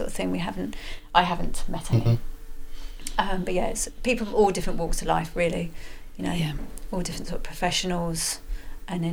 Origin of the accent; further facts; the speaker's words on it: Edinburgh, Scotland, United Kingdom; I was born in Edinburgh